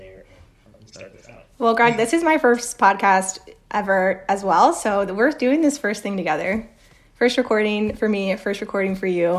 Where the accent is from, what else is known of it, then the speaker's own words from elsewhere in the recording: Oklahoma City, Oklahoma, United States; born there; also born or lived in Costa Rica / Argentina; Nope. I was born in Oklahoma. And then actually we moved to Costa Rica for a year. And then we went to Argentina.